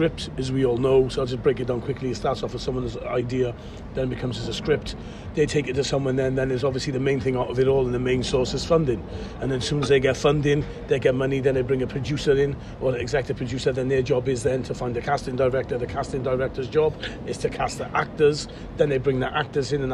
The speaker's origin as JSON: {"language": "English", "town": "Cardiff", "region": "Wales", "country": "United Kingdom", "accent": "Welsh", "said": "I'm an actor from Cardiff"}